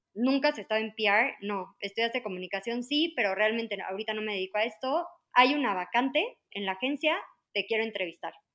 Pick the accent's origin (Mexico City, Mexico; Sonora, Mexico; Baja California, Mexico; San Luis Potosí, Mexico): Mexico City, Mexico; soy de la Ciudad de México, este, toda mi vida he vivido aquí